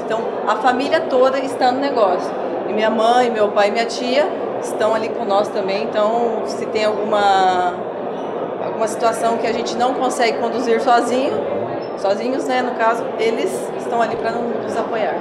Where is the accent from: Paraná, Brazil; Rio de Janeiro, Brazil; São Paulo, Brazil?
Paraná, Brazil; Terra Roxa; eu nasci e cresci lá e tenho muito orgulho de onde eu vim